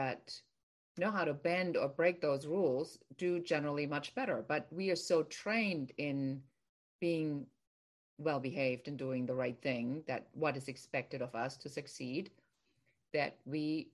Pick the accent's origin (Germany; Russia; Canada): Germany; now in California, United States; I'm originally from Germany, and I was born and raised in Germany, and I've been here for a very long time